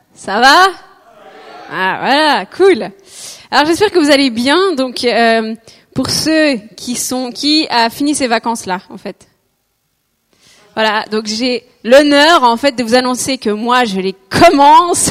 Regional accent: Switzerland; je suis suisse, mais genre mes parents sont belges

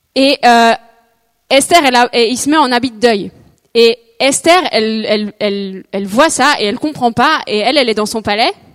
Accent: Switzerland; je suis suisse, mais genre mes parents sont belges

